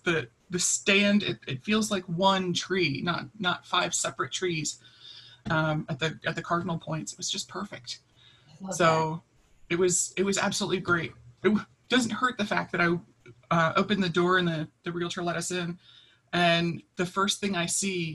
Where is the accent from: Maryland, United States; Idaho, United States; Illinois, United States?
Maryland, United States; Baltimore; I grew up in Baltimore, so I'm used to such a tight urban environment